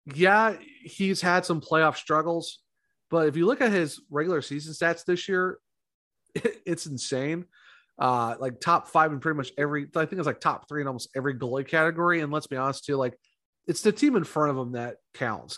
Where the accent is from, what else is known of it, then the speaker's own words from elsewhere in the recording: Ohio, United States; I'm from Ohio